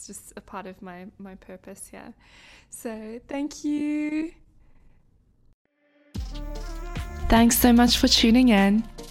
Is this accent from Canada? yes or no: no; South Africa; now in United States; Because I'm from somewhere different. And so when I'm here, I'm South African, but when I'm in South Africa, I'm American.